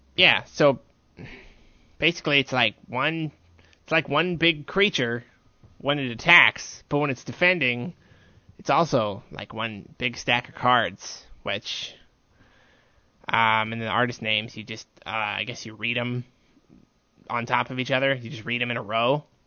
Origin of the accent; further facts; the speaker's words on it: Ellisville, Missouri, United States; Ellisville, Missouri